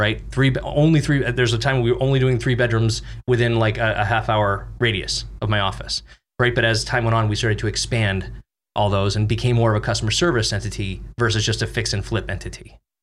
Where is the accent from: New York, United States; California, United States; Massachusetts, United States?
Massachusetts, United States; Boston; moved away; I'm from Boston